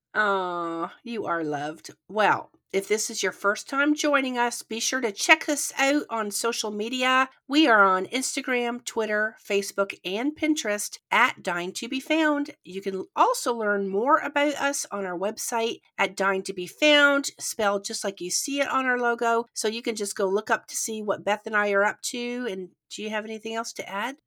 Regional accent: Canada; accent: Canadian; now in United States; we both grew up in Canada, but I now live in the United States

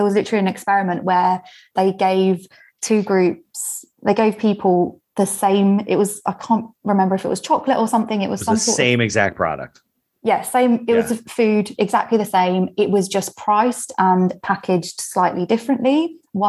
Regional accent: United Kingdom; I'm British

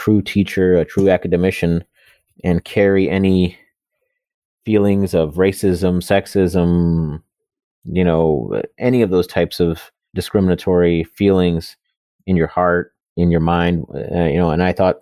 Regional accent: Wisconsin, United States; also born or lived in Buffalo, New York; I grew up in Wisconsin in, you know, the 80s and 90s

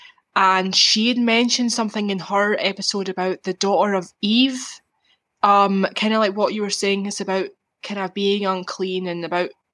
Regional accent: Scotland, United Kingdom; I'm Scottish, but I don't live in Glasgow. I'm not from Glasgow.

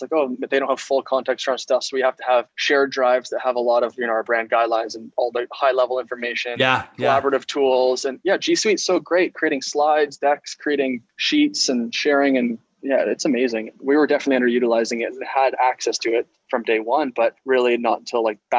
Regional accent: Ontario, Canada; I'm from Ontario

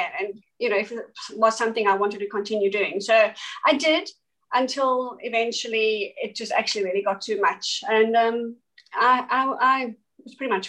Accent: East London, Eastern Cape, South Africa; moved away as an adult; now in Australia; my small hometown was called East London in South Africa

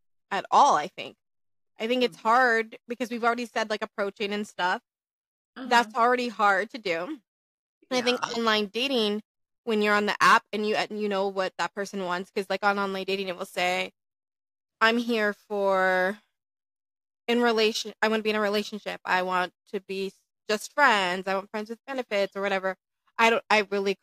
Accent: Minnesota, United States; now in Las Vegas, United States; I tell him I'm from Minnesota

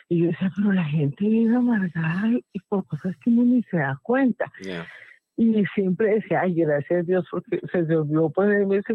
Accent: Bogotá, Colombia; de, Bogotá.

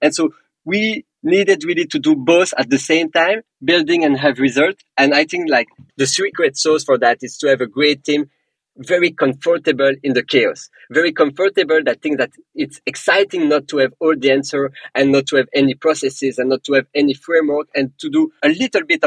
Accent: Belgium; accent: French; English is a second language; moved away; also born or lived in England / Paris; I'm personally from Belgium. I have a very strong French accent

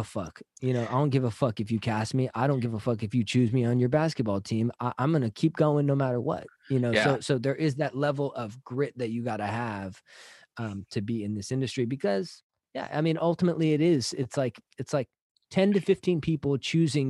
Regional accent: San Jose, California, United States; now in Los Angeles, United States; I'm from the Bay Area, San Jose

